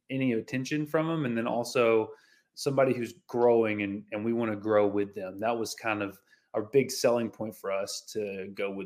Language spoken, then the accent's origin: English; the South, United States; Growing up in the South, there's like tons of country and Christian influence.